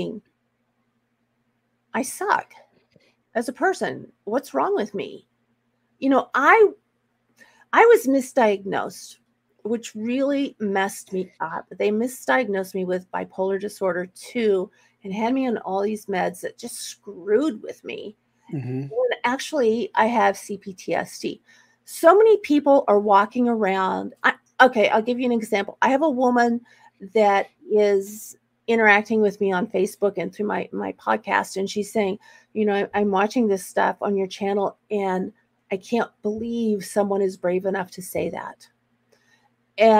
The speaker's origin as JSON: {"language": "English", "region": "Texas", "country": "United States", "tie": "born or raised there", "also_born_or_lived": "Dallas, Texas / Seattle, Washington", "moved": "as an adult", "lives_now": "Portland, United States", "said": "I'm a native Texan."}